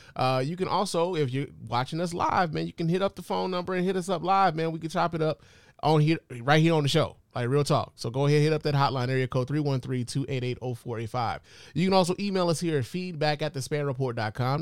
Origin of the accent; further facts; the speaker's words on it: Chicago, Illinois, United States; I'm from Chicago